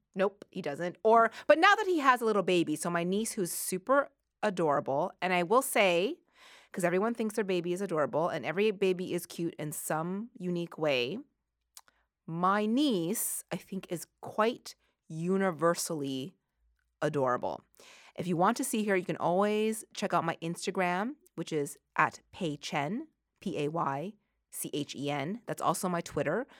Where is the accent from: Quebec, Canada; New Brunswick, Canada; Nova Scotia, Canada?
Nova Scotia, Canada; Halifax; growing up in Halifax, Nova Scotia in the eighties